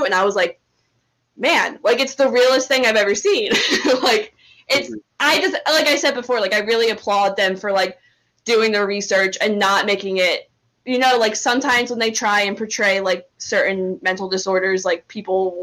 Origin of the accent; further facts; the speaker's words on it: New Jersey, United States; I grew up in South Jersey, like 40 minutes from Philly